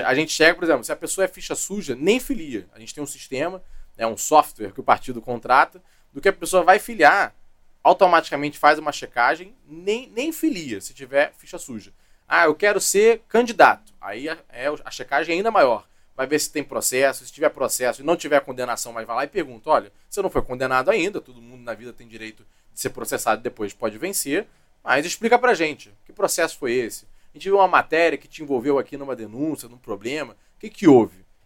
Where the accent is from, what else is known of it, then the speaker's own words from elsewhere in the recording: Rio de Janeiro, Brazil; also born or lived in Duque de Caxias / Barra da Tijuca; Eu nasci em Caxias, a família é de lá, depois fui criado na ilha